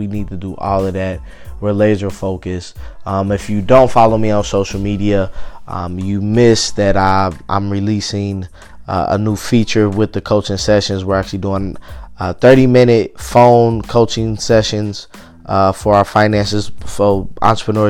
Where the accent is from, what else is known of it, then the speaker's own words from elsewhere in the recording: Cincinnati, Ohio, United States; I'm in Cincinnati